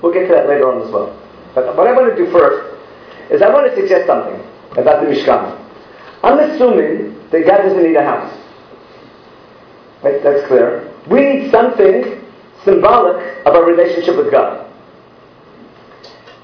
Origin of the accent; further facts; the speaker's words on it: Israel; I'm from Israel